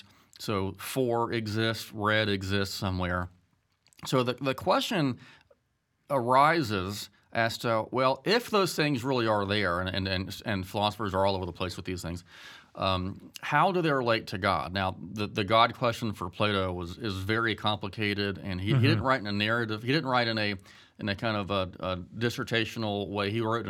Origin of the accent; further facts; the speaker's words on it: Statesboro, Georgia, United States; Well, I am from Statesboro, Georgia, and married for almost 20 years, have three kids.